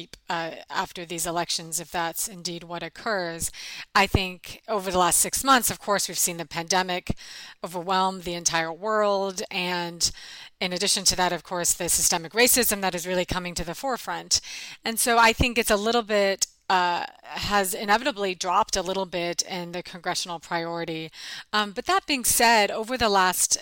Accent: Pacific Northwest, United States; also born or lived in Washington, D.C.; now in Seattle, United States; I'm originally from the Pacific Northwest

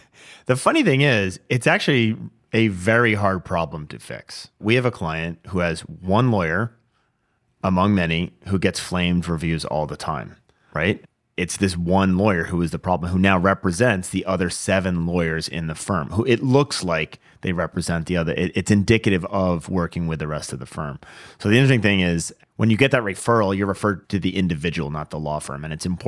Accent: Washington, United States; So, I mean, this happened, this is in my home state, Washington, Vancouver, Washington.

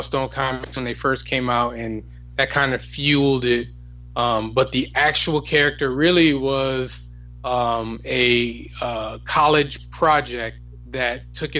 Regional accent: Hartford, Connecticut, United States; born and raised in Hartford, Connecticut.

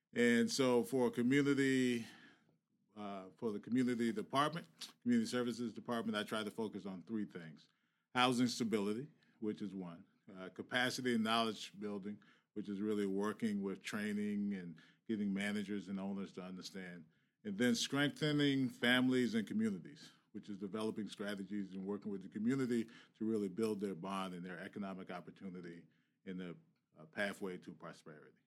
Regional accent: Virginia, United States; now in Boston, United States; I grew up in Virginia.

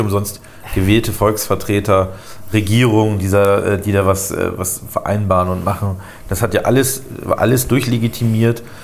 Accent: Lower Saxony, Germany; now in Bremen, Germany; als Niedersachse immer sehr stark aufgefallen, ähm, äh, also ursprünglich Niedersachse

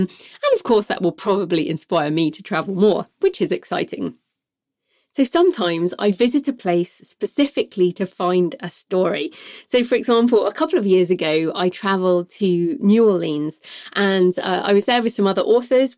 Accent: United Kingdom; moved away as an adult; also born or lived in Australia / New Zealand; it's my home country

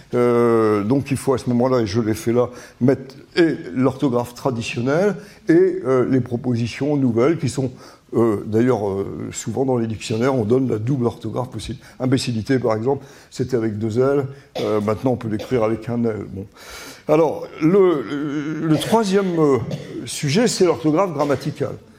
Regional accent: Vichy, Auvergne-Rhône-Alpes, France; j'ai passé toute mon enfance à Vichy

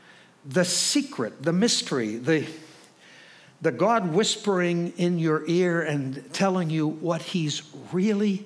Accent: Chicago, Illinois, United States; I'm from Chicago

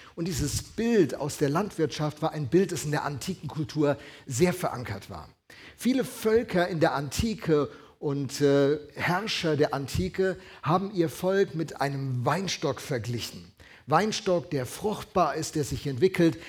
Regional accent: Alzey, Rhineland-Palatinate, Germany; moved away; bin äh, aufgewachsen in der Gegend von Alzey, Rheinhessen

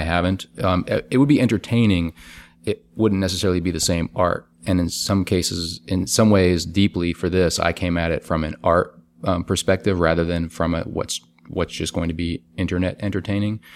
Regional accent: New Orleans, Louisiana, United States; now in Brooklyn, United States; my hometown, New Orleans

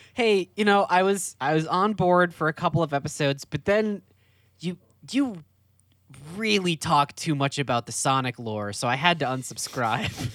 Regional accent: Wisconsin, United States; when I was a kid, like growing up in Wisconsin.

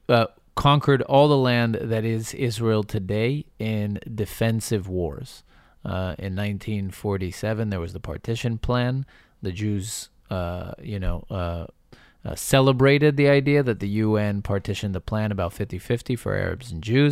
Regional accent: Northern Ireland, United Kingdom; Yes, I don't live there, but I grew up in Northern Ireland, so we know something about armed conflict.

